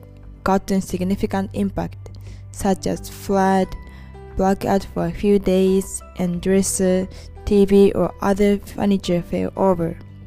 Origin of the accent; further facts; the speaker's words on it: Osaka, Japan; my hometown, Osaka